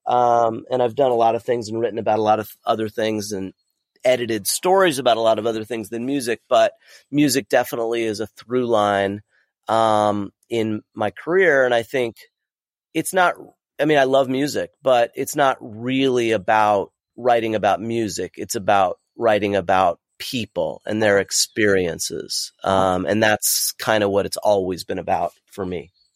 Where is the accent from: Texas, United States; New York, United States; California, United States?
California, United States; Southern; growing up in Southern California in the early eighties, late seventies, early eighties